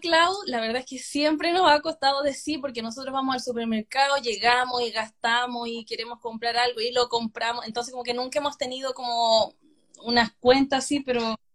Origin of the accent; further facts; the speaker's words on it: La Ligua, Valparaíso, Chile; moved away as an adult; also born or lived in Hungary; now in Sydney, Australia; Yo soy de La Ligua